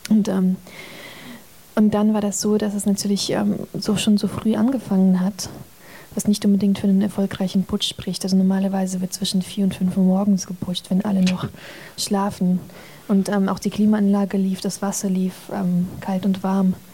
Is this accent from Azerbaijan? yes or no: yes; Azerbaijan; German is a second language; Also ich bin ja in Aserbaidschan damit aufgewachsen.